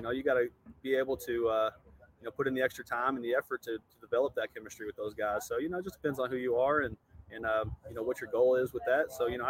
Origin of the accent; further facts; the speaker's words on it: Shepherdsville, Kentucky, United States; moved away as an adult; also born or lived in Louisville, Kentucky; now in Navarre Beach, United States; I grew up in Shepherdsville, Kentucky, born and raised in Louisville, Kentucky. Now live in Navarre Beach, Florida.